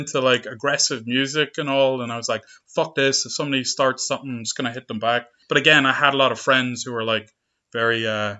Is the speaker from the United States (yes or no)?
no; Monaghan, Ulster, Ireland; growing up in Monaghan, like, very rural, agricultural place